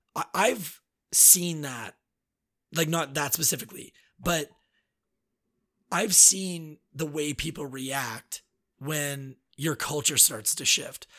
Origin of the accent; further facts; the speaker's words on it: Alberta, Canada; moved away as an adult; now in Quebec, Canada; from someone growing up in Alberta